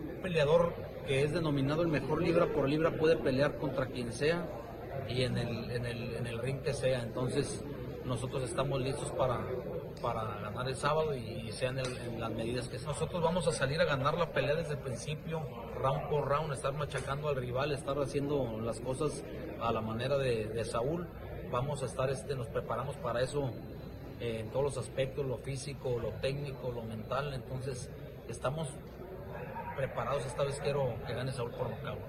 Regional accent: Mexico; para nosotros como mexicanos

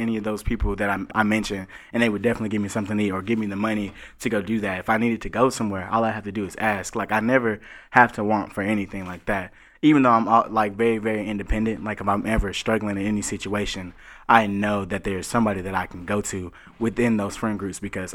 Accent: Chattanooga, Tennessee, United States; I'm from Chattanooga, Tennessee

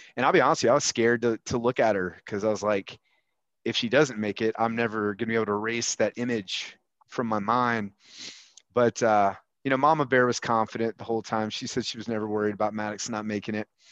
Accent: Huntsville, Alabama, United States; I grew up with you in Huntsville, Alabama

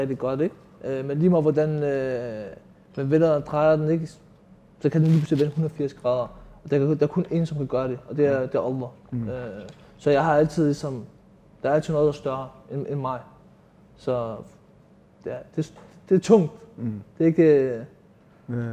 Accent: Copenhagen, Capital Region of Denmark, Denmark; jeg er født og opvokset i Nordvest

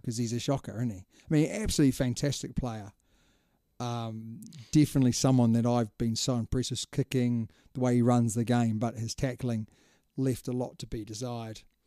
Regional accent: New Zealand; as a Kiwi

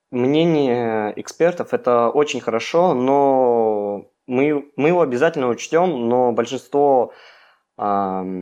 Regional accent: Melnitsa, Irkutsk Oblast, Russia; А, нет, а, я из Нижнеудинского района, села Мельница.

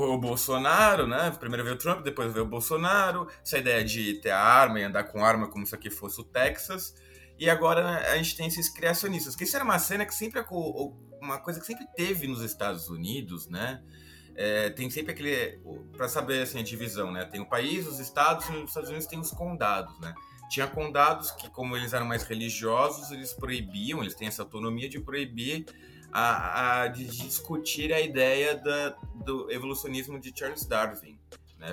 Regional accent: São Paulo, Brazil; eu sou de São Paulo, nascido em casa em São Paulo, mas a família do meu pai é de uma cidade do interior de São Paulo, interior paulista, chamada Araras

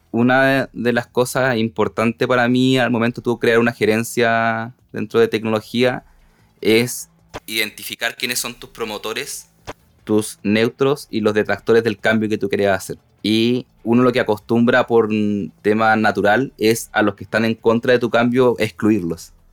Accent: Punta Arenas, Magallanes, Chile; born there; now in Santiago, Chile; Uno que nace en provincia, en región, yo nací en Punta Arenas, moviéndome por cada una de, las ciudades del sur hasta llegar a Santiago

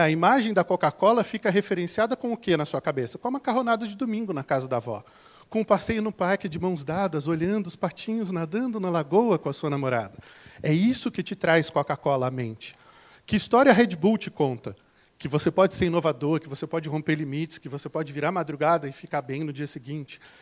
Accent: interior of São Paulo, Brazil; accent: caipira (retroflex r of interior São Paulo); also born or lived in Campinas; Eu sou aqui do interior de São Paulo, então vou falar porta, verde, torta

